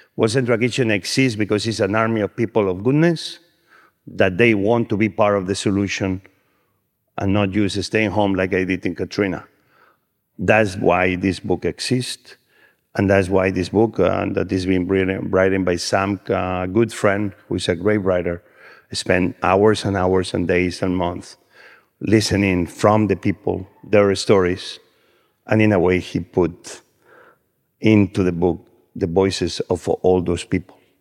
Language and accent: English; Spain; I'm from Spain and I was cooking the way we cook black beans in Spain